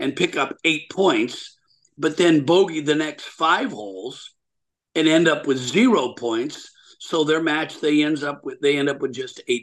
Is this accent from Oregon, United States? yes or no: yes; Portland, Oregon, United States; I'm from Portland, Oregon, originally